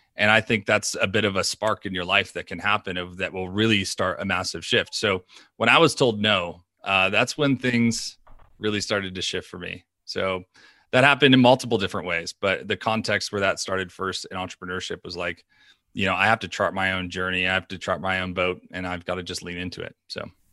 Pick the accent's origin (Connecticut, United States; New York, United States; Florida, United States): New York, United States; We are from New York